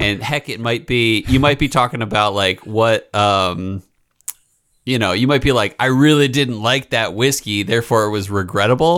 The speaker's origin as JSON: {"language": "English", "region": "East Coast", "country": "United States", "said": "I'm from the East Coast"}